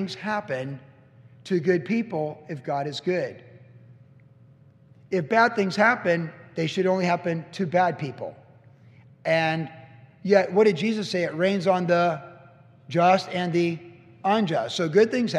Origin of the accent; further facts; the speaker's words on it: Carlsbad, California, United States; growing up in Carlsbad